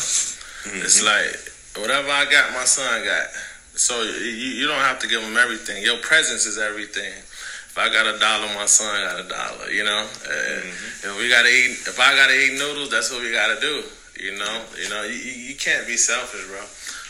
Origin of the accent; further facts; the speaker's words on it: Chicago, Illinois, United States; grew up in Chicago, Southside. Inglewood, you know, rough community, urban community, poor community, you know, a lot of poverty, a lot of violence, you know, a lot of broken homes.